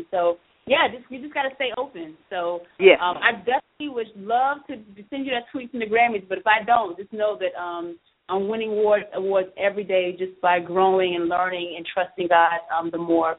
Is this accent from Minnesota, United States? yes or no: no; Bluffton, South Carolina, United States; when I was growing up in Bluffton